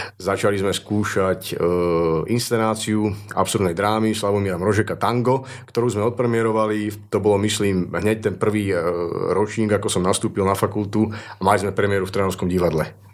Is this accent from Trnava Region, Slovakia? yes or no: yes; Trnava, Trnava Region, Slovakia; also born or lived in Martin / Nitra; now in Žilina, Slovakia; narodil som sa v Martine, takže som stredoslovák, ale väčšinu svojho života som prežil v Trnave